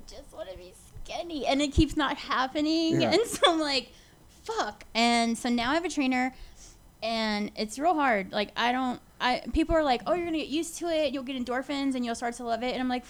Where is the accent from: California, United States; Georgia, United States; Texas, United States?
Texas, United States; Houston; I grew up in Houston.